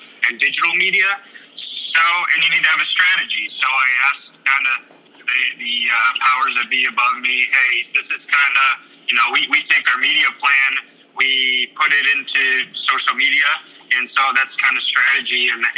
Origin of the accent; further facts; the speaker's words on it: Cleveland, Ohio, United States; also born or lived in Bowling Green / Kansas; I'm originally from Cleveland